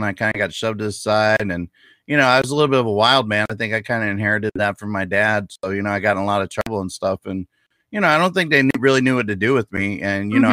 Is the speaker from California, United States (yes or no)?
no; Clearwater, Florida, United States; I'm from Clearwater, Florida